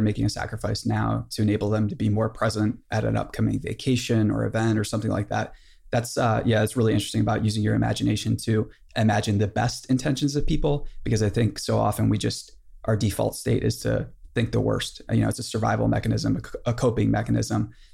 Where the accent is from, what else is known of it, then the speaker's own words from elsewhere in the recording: Boonsboro, United States; I'm from Boonesboro